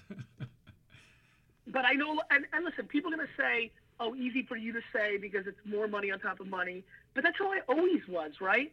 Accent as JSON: {"language": "English", "town": "Edison", "region": "New Jersey", "country": "United States", "tie": "born or raised there", "also_born_or_lived": "former Soviet Union", "second_language": "English", "said": "being an immigrant from the former Soviet Union, growing up in Jersey with East Coast flavor"}